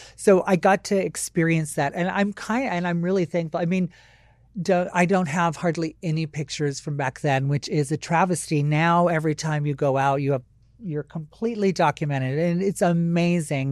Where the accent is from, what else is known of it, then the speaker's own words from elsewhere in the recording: Maui, Hawaii, United States; moved away; I wasn't born there, but, uh, most of my childhood was spent there.